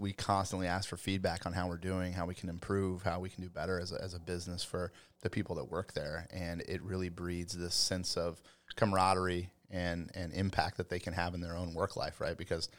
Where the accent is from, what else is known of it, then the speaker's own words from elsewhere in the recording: Colorado, United States; I am. Born and raised in Western Colorado.